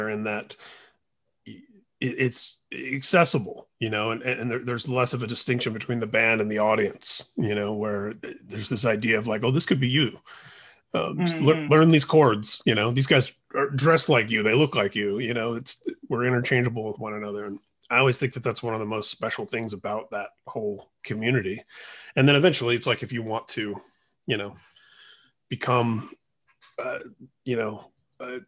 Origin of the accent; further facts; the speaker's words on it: Indiana, United States; moved away; growing up in Indiana, where I'm from originally